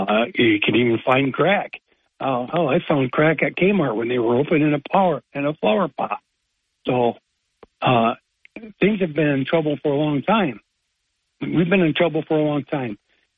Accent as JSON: {"language": "English", "town": "Binghamton", "region": "New York", "country": "United States", "tie": "born or raised there", "said": "I grew up in Binghamton, and I loved it."}